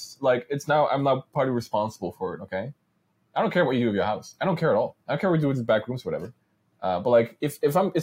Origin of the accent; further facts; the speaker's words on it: Netherlands; I'm also from the Netherlands